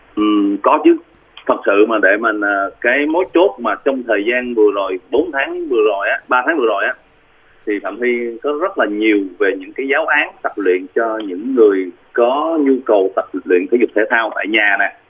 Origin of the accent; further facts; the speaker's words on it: Vietnam; moved away as an adult; also born or lived in South Korea; quê hương mình ở Việt Nam